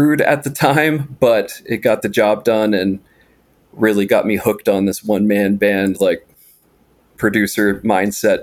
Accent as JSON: {"language": "English", "region": "Appalachian Mountains", "country": "United States", "tie": "born or raised there", "said": "I grew up in the Appalachian Mountains in a very isolated and remote setting"}